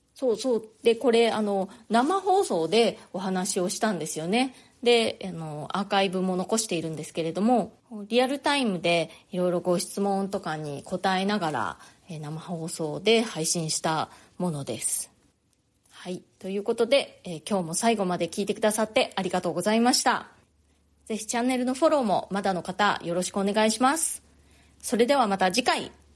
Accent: Japan; moved away as an adult; now in New York, United States; 私は日本で生まれ育ったので

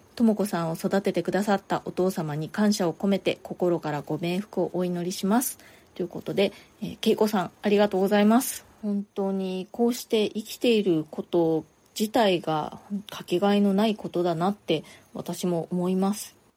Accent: Japan; moved away as an adult; now in New York, United States; 私の実家庭があってね結構あの田舎

